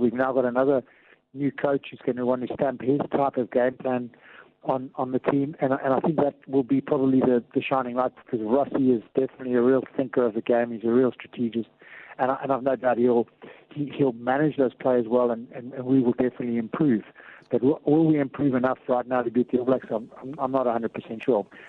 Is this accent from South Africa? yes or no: yes; South Africa; as South African rugby fans